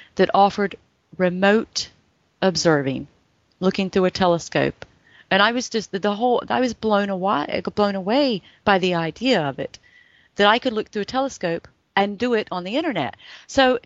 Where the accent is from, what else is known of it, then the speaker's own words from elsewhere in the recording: North Carolina, United States; I grew up in North Carolina, and the schools here were not the best